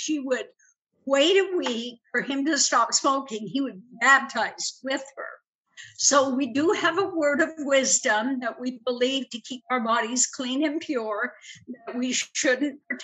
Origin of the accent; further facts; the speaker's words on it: Denmark; moved away; I was born in Denmark